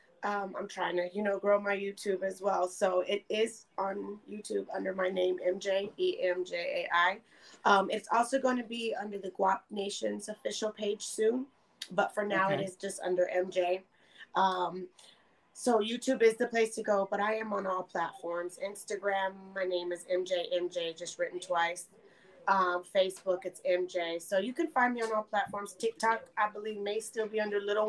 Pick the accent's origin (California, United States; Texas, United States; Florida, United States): Texas, United States; Austin; moved away as an adult; also born or lived in Tennessee; now in Buffalo, United States; I am from Austin, Texas. I was born and raised there.